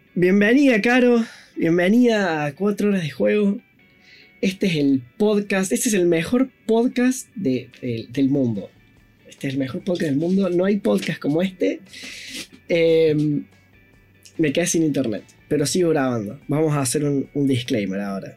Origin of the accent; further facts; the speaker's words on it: Córdoba, Argentina; Es cordobesa, es, de mi tierra natal